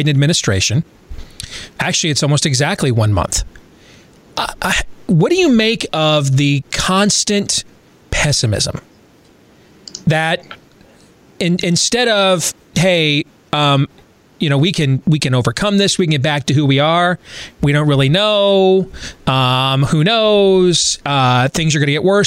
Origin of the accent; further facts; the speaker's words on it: Iowa, United States; My home state of Iowa